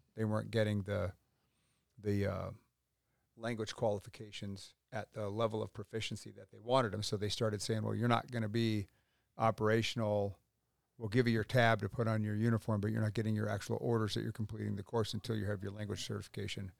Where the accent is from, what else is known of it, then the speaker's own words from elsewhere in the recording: Pacific Northwest, United States; moved away as an adult; now in North Carolina, United States; I grew up in the Northwest, went in the Army in eighty-four